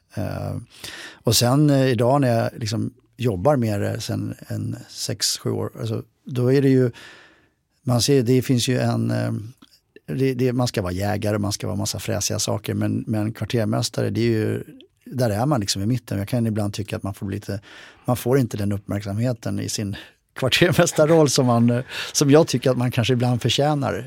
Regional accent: Sweden; jag som svensk soldat

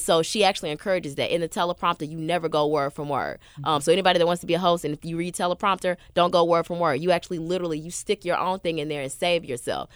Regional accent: Memphis, Tennessee, United States; moved away as an adult; now in Los Angeles, United States; I've been in East Memphis my whole life, so I lived off like Kirby, like mm. the mm-hmm. Kirby Hickory Hill area. That's where I grew

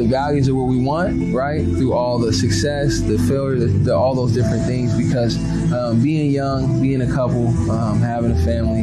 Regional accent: Seattle, Washington, United States; I'm born and raised in Seattle, Central District area.

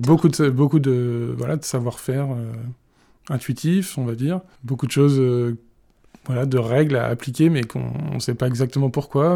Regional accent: Vendée, Pays de la Loire, France; now in Brittany, France; j'ai grandi en Vendée

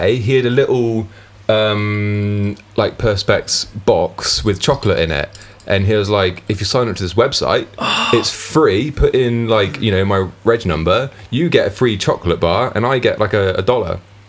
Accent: United Kingdom; we're British

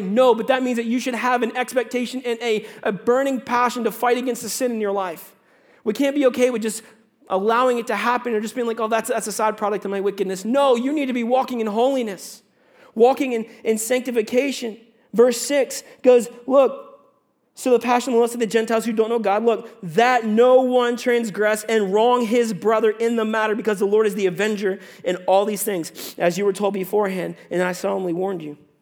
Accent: United States; moved away as an adult; also born or lived in Virginia; now in Canada; I'm an American

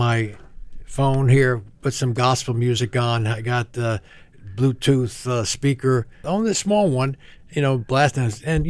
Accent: New Jersey, United States; Well, Italian family, you know, we were close to all our cousins and aunts and uncles, and my Italian grandfather lived with us, so you live conservatively.

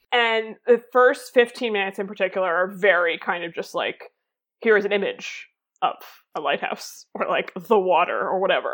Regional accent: Boston, Massachusetts, United States; I learned about literally every single year in school until I was probably 14 because I am from Massachusetts

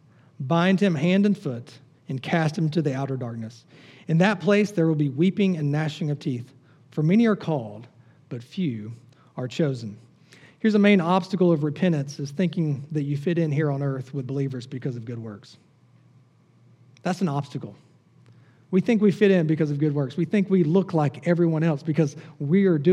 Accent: the South, United States; I grew up in the South

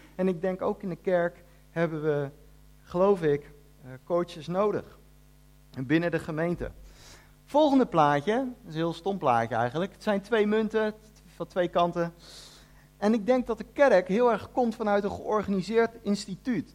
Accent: The Hague, South Holland, Netherlands; moved away as an adult; also born or lived in Ede; ik kom uit Den Haag. En toen ik daar gewoon een jaartje of 17 was

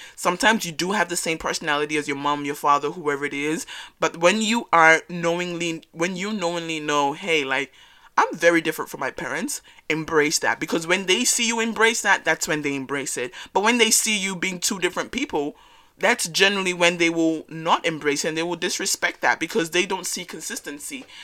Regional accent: Australia; first generation African growing up in Australia

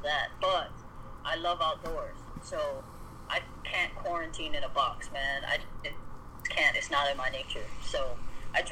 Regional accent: Hawaii, United States; moved away as an adult; also born or lived in Fort Sill, Oklahoma; now in California, United States; I was born and raised in Hawaii, you know. I grew up with the Pacific Ocean, with the sand, with the sun

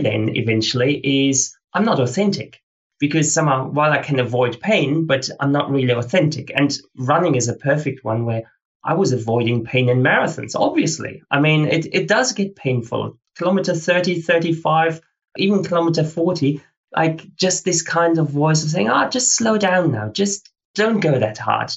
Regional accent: Australia; I ran the fastest 24 hour race at the World Championships as an Australian ever

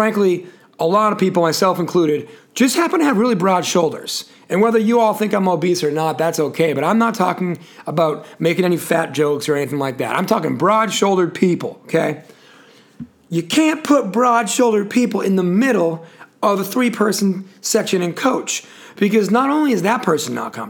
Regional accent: New England, United States; now in Charlotte, United States; where I come from up in New England

